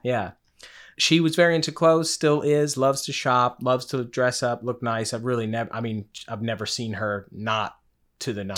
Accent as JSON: {"language": "English", "town": "Henderson", "region": "Kentucky", "country": "United States", "tie": "born or raised there", "moved": "yes", "lives_now": "Charleston, United States", "said": "I'm from Henderson, Kentucky. So it's in the western part of Kentucky."}